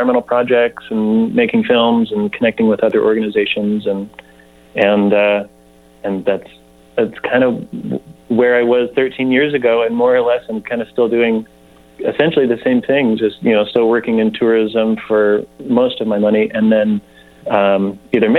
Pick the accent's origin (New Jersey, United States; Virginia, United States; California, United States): California, United States; Nevada County; I'm from Nevada County, third generation